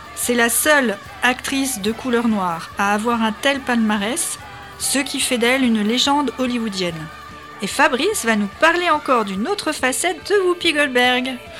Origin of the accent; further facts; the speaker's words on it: France; nous, en tant que Français